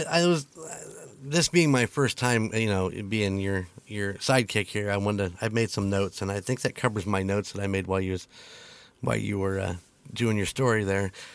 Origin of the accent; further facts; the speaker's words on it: United States; we as most American people